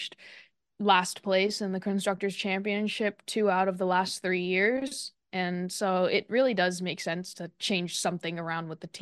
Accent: United States; I'm an American driver

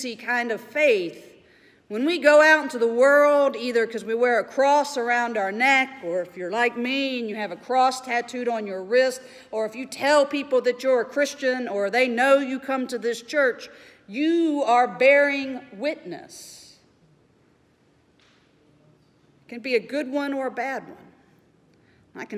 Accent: Mobile, Alabama, United States; growing up in Mobile, Alabama

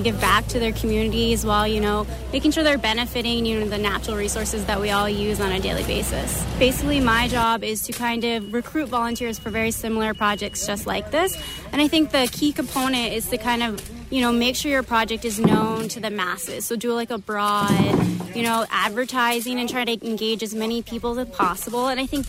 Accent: New Jersey, United States; now in Augusta, United States; I'm actually originally from New Jersey.

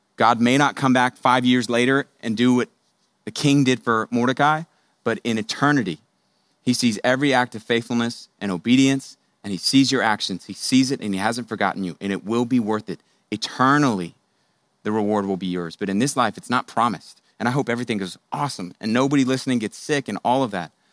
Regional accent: Houston, Texas, United States; I grew up in Houston

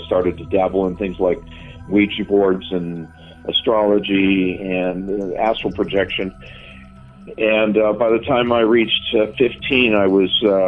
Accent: Southern California, United States; I grew up in Southern California, and my dad was a police officer

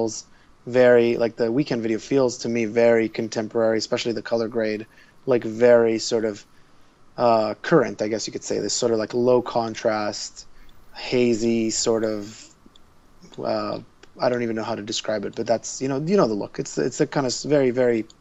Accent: Israel; now in Toronto, Canada; I grew up in Israel, so all the pop culture we got was always like 3 years behind

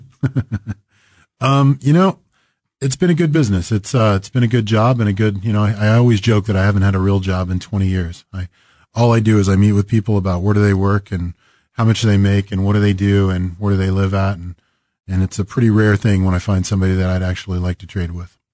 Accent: Greensburg, Kansas, United States; now in Kansas City, United States; I grew up in Western Kansas, a little town called Greensburg

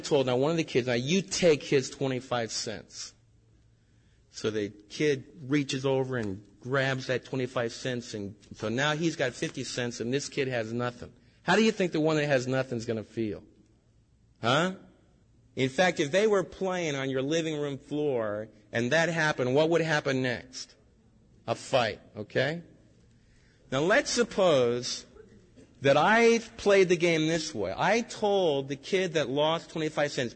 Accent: United States; as American believers

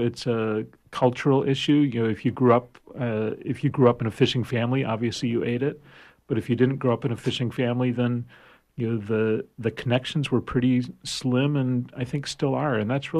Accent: Hancock County, Maine, United States; I grew up in Hancock County

